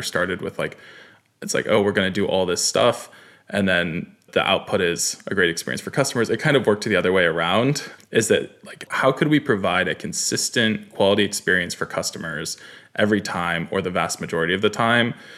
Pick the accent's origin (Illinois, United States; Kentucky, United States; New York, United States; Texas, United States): New York, United States; Katonah; I grew up in New York, small town called Katona, beautiful, beautiful place outside the city